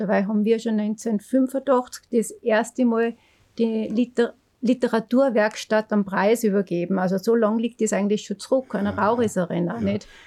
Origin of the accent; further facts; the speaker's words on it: Neukirchen am Großvenediger, Salzburg, Austria; ich bin aus Neukirchen am Großvenediger. Da bin ich ja geboren. Da bin ich dann Volks- und Hauptschule gegangen